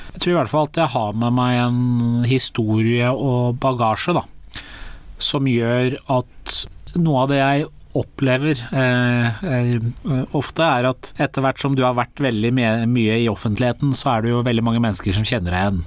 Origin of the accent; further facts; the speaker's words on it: Drammen, Buskerud, Norway; Drammen, hjembyen min